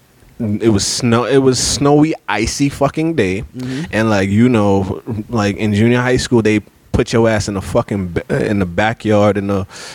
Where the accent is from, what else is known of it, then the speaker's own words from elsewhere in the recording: Jamaica; I'm a Jamaican